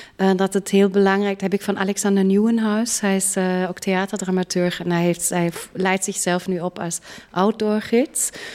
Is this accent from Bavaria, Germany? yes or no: yes; Munich, Bavaria, Germany; now in Netherlands; Ik ben in München geboren, een grote stad.